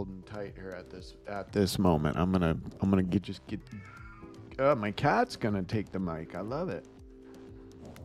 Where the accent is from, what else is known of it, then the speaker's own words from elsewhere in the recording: Midwest, United States; moved away; I grew up in the Midwest